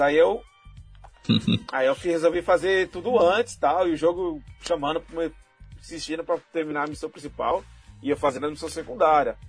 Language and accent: Portuguese; Brazil; eu sou brasileiro